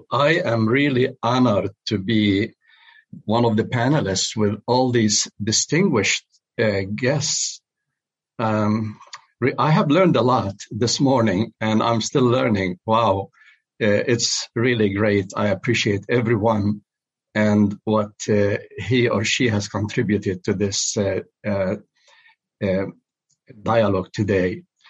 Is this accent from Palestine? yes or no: yes; Jerusalem, Palestine; moved away as an adult; also born or lived in Switzerland; I was born in Jerusalem and grew up in the embrace of conservative evangelical churches.